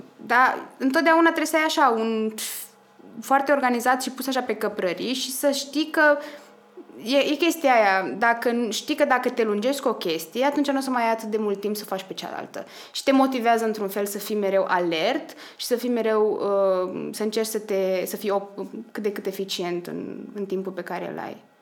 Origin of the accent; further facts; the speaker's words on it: Slobozia, Ialomița County, Romania; moved away as an adult; also born or lived in Cluj-Napoca, Romania / Vienna, Austria; sunt din Slobozia